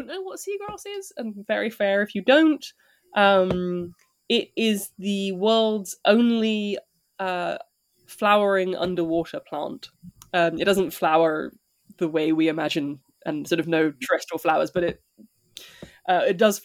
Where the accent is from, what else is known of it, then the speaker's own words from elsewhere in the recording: London, United Kingdom; I grew up near Camden Market